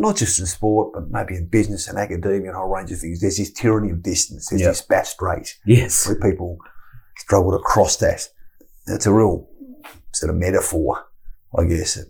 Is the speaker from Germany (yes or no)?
no; Tasmania, Australia; moved away; I grew up in Tasmania and I had a very, very rich upbringing